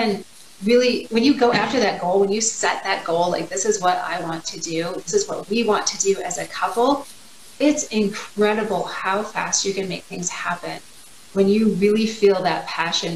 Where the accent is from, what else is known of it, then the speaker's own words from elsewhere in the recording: Michigan, United States; moved away; I grew up in Michigan